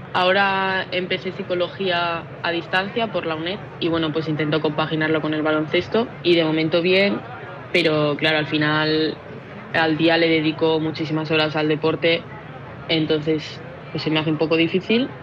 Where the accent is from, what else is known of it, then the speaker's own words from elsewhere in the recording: Palma, Balearic Islands, Spain; soy de Palma